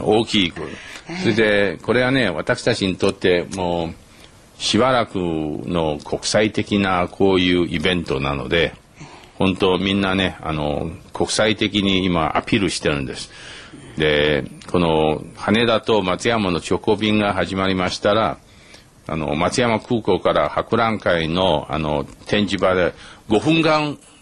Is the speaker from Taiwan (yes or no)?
yes; Taiwan; Japanese is a second language; moved away as an adult; also born or lived in Taipei; now in Tokyo, Japan